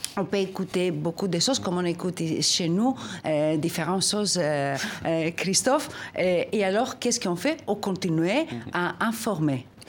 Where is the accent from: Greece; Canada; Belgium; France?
Greece; je suis née en Grèce